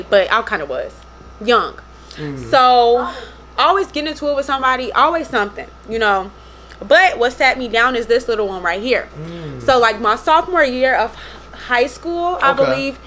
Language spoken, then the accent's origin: English; Chicago, Illinois, United States; I'm from uptown, born and raised in Chicago